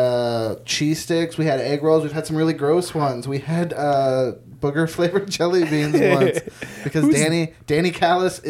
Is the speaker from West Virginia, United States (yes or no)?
yes; West Virginia, United States; I grew up in West Virginia